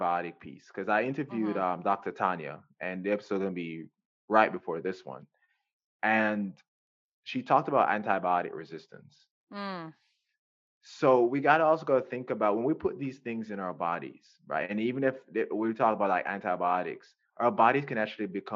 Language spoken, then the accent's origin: English; Jamaica; now in United States; I'm from Jamaica. I was born and raised in Jamaica